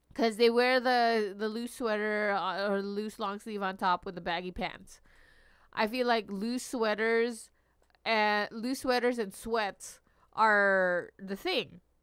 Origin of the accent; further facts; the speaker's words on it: Long Beach, California, United States; I grew up in Long Beach.